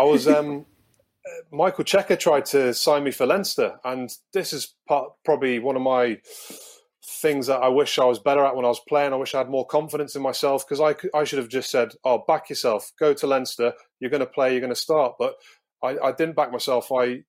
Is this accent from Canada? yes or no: no; London, United Kingdom; accent: English; moved away as an adult; also born or lived in Galway / Newcastle; I was born in London. I qualify through my grandparents, who are from the bleakest part of Ireland in Mayo.